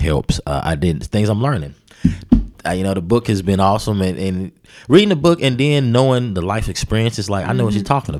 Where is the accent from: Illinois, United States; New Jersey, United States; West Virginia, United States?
West Virginia, United States; Charleston; in our neighborhood, I'm from the West Side, and then Charleston period